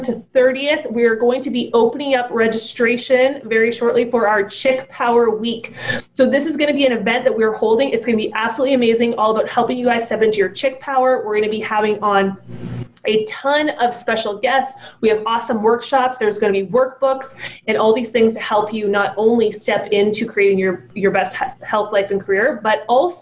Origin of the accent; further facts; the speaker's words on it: United Kingdom; I'm British.